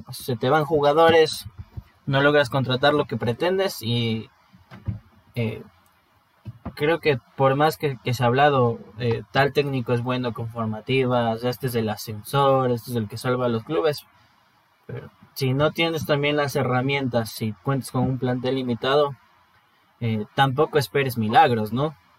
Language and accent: Spanish; Ecuador; todos somos hermanos ecuatorianos